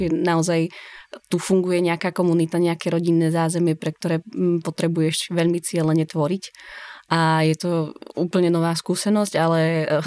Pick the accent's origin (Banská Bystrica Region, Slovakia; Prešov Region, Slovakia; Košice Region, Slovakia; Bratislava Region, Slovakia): Bratislava Region, Slovakia; Bratislava; moved away; som bola zvyknutá primárne na bratislavský kontext, lebo som z Bratislavy